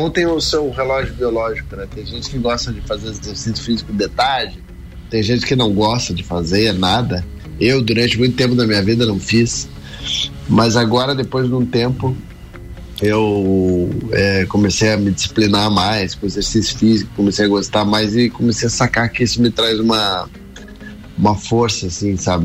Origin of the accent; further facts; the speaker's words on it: Curitiba, Paraná, Brazil; sou natural de Curitiba, né? Fiz minha vida toda na minha cidade de Curitiba